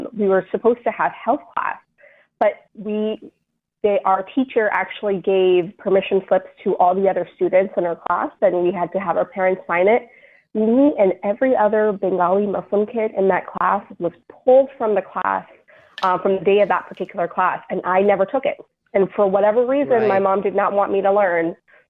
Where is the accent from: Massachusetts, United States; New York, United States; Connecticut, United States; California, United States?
New York, United States; New York City; also born or lived in Bangladesh; I was born there and I came to the United States when I was a baby. So I was raised in New York City